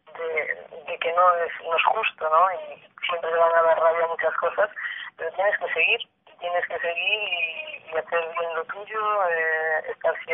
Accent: Galicia, Spain; moved away as an adult; also born or lived in Zaragoza / Barcelona / United States; now in Sweden; como buena gallega tengo mucha morriña.

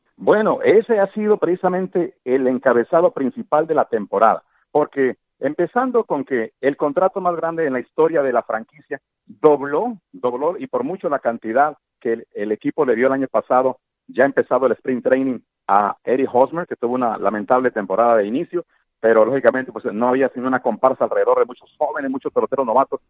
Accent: Tijuana, Baja California, Mexico; now in San Diego, United States; yo soy nacido en Tijuana, tengo viviendo en San Diego pues muchísimos años, ya más de 30

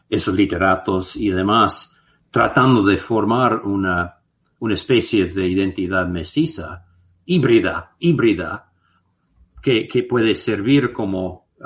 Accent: United States; Spanish is a second language; porque siendo gringo, ¿no?

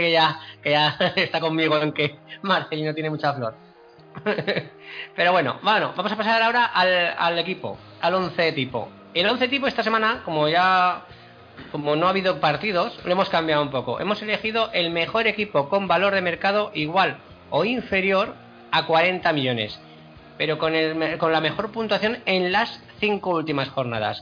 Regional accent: Aragon, Spain; yo soy aragonés

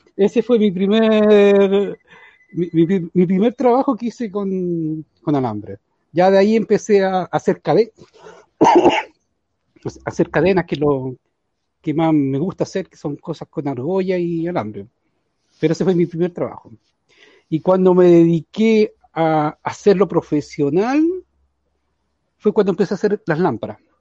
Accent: San Fernando, O'Higgins, Chile; yo soy de San Fernando, vivo eh, frente al regimiento de San Fernando

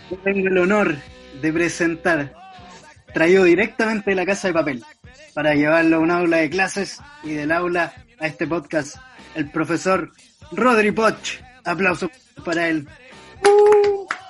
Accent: Talca, Maule, Chile; soy de Talca, nací y criado en Talca

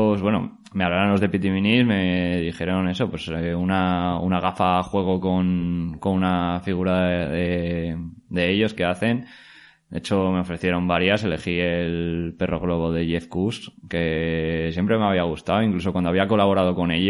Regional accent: La Rioja, Spain; now in Valencia, Spain; Pues bueno, mi historia, yo soy de, originario de La Rioja, aunque ahora vivo aquí en Valencia.

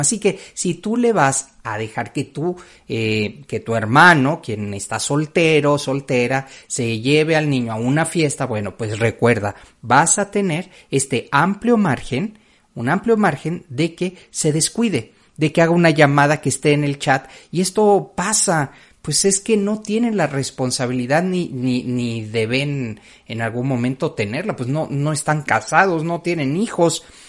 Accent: Mexico City, Mexico; yo venía de la Ciudad de México

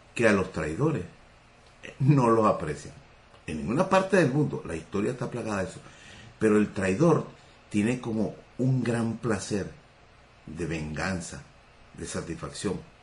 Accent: Venezuela

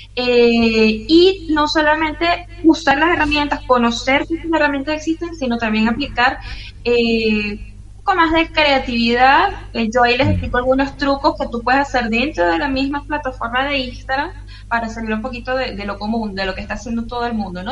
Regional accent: Caracas, Capital District, Venezuela; moved away as an adult; also born or lived in Maracay, Venezuela; now in Fortaleza, Brazil; soy caraqueña

